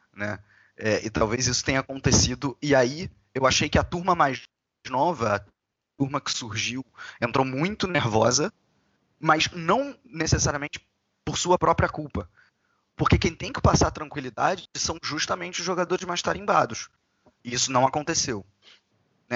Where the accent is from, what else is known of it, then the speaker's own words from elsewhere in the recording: Brazil; sendo brasileiro